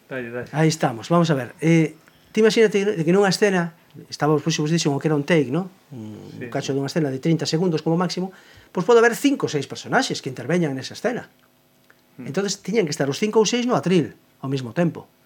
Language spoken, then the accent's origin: Galician; Cangas, Galicia, Spain; accent: seseo (Cangas); first language Galician; de Cangas, evidentemente, non o nego, e agora procuro, e agora procuro eh, a que miña fonética non, non pareza en certos aspectos, por exemplo, Por exemplo, en, en Cangas non decimos, non pronunciamos o xe, o xe